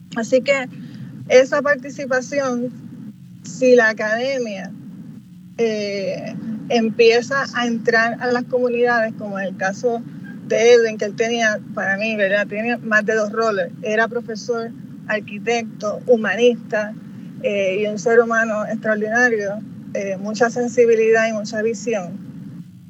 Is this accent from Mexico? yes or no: no; San Juan, Puerto Rico; soy nacida y criada en Cantera